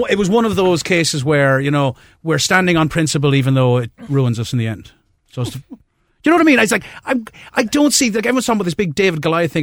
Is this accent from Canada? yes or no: no; Limerick, Munster, Ireland; moved away; I'm originally from Limerick